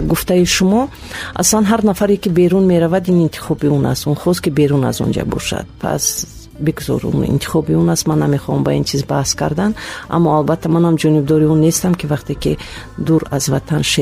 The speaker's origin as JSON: {"language": "Tajik", "region": "Dushanbe", "country": "Tajikistan", "tie": "born or raised there", "said": "вақте ки аз манам зиёд мепурсанд ки аз куҷое мегӯям аз душанбе"}